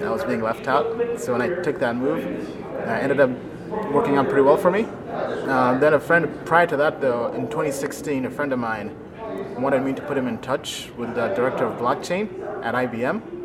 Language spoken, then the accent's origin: English; United States; born or raised there; also born or lived in Kampala, Uganda / England